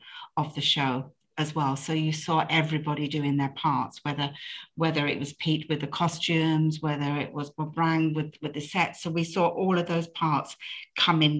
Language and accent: English; United Kingdom; I'm British